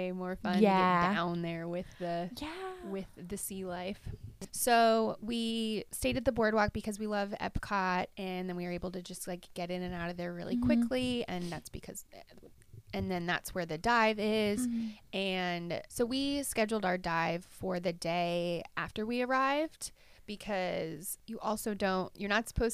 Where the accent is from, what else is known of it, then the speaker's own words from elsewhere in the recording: Virginia, United States; moved away; I grew up in Virginia